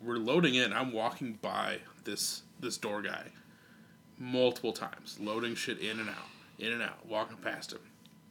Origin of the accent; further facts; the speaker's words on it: Iowa, United States; I'm from Iowa